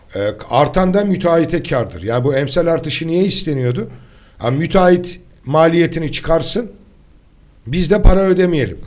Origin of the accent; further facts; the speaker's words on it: İzmir, Turkey; Ben bir İzmirli olarak